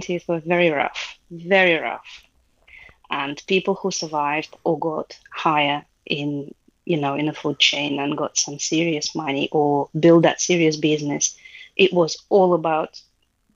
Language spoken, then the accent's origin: English; Russia; moved away as an adult; now in United Kingdom; I grew up in Soviet Union.